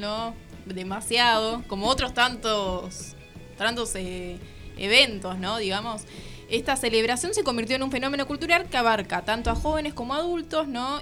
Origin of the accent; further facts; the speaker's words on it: Argentina; como argentinos